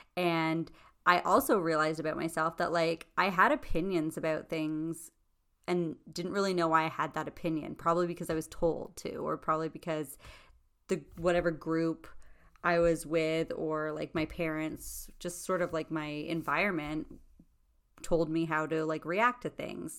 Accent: Toronto, Ontario, Canada; we're two girls from Scarborough, Ontario

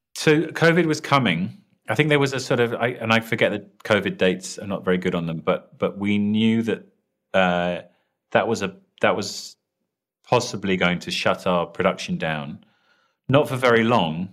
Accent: London, United Kingdom; accent: British; I'm British sounding, so I'm uh, from London

